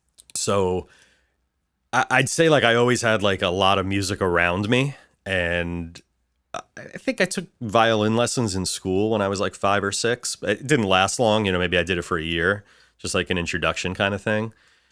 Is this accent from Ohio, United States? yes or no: no; Bayonne, New Jersey, United States; also born or lived in Dallas; I grew up in New Jersey. I was actually born in Texas, in Dallas, but I grew up in Bayonne, New Jersey.